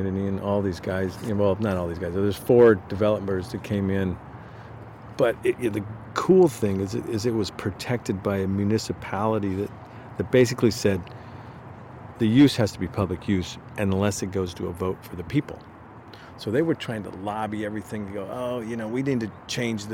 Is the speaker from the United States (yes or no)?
yes; Escondido, California, United States; I grew up in Escondido and the course that I actually learned to play golf on was called San Luis Rey Downs